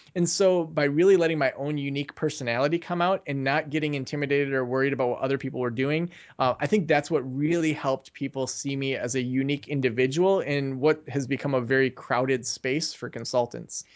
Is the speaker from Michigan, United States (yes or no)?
yes; Traverse City, Michigan, United States; moved away; also born or lived in Kalamazoo; move back to my hometown of Traverse City